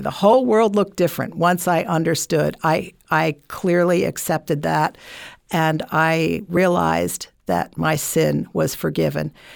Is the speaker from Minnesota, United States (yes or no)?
no; Burlington, Vermont, United States; moved away; I'm from Vermont, Burlington, Vermont